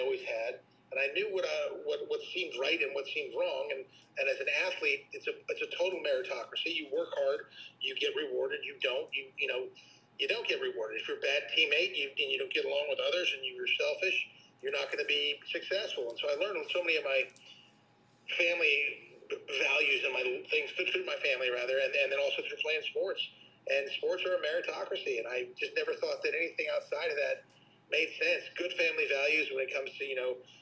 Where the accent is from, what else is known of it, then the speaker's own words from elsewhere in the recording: Malibu, California, United States; grew up in Malibu, California